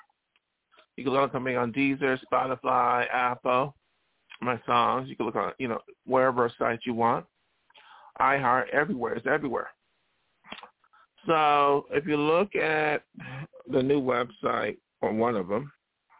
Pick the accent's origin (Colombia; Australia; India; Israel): India; as an Indian small artist